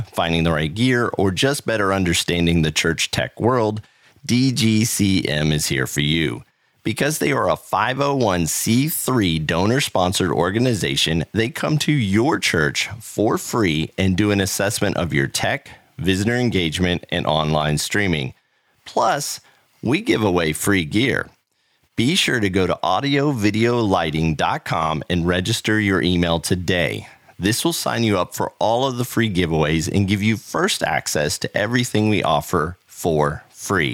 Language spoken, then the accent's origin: English; Central Florida, United States; I grew up in the Central Florida area.